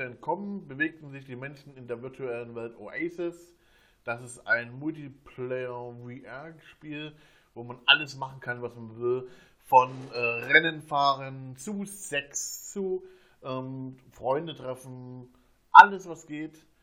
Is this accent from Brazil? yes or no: no; Germany; bei uns in Deutschland